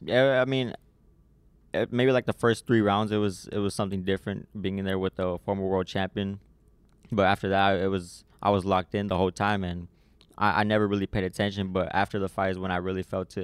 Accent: San Antonio, Texas, United States; here in my hometown

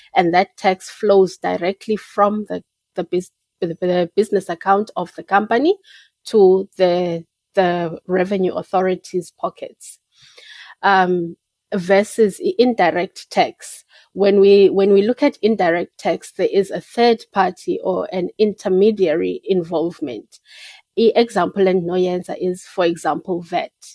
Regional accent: Port Elizabeth, Eastern Cape, South Africa; also born or lived in Peddie, Eastern Cape; I was born and bred in Port Elizabeth, Ebai

